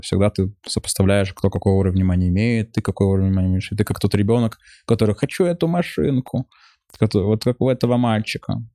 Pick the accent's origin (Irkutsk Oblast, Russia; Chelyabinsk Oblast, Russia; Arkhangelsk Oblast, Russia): Chelyabinsk Oblast, Russia; Chelyabinsk; moved away; also born or lived in Israel; у меня там какие-то еврейские корни, а я из Челябинска